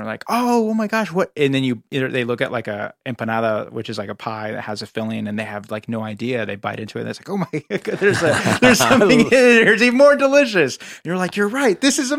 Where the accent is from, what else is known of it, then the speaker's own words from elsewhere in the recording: Northern California, United States; moved away as an adult; now in Los Angeles, United States; being an Angeleno as I am now, even though I grew up in Northern California, I consider myself an Angeleno in a lot of ways.